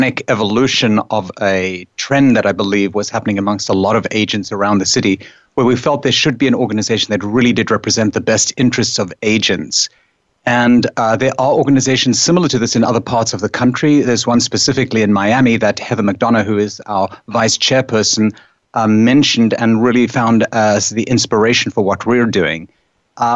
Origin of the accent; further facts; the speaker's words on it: South Africa; now in New York, United States; I come from South Africa